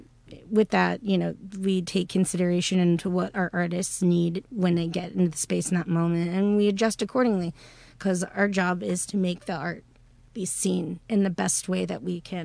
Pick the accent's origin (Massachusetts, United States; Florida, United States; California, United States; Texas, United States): Texas, United States; Houston; I'm born and raised in Houston. I've lived in Houston my entire life